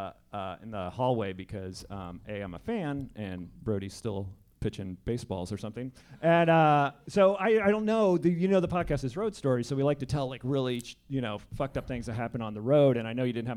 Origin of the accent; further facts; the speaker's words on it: Wayne, New Jersey, United States; moved away; I'm from Wayne Jersey.